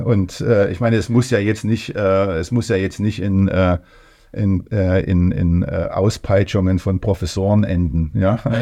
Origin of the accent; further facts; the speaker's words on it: Leipzig, Saxony, Germany; also born or lived in Thuringia / Erfurt; ich komme aus Leipzig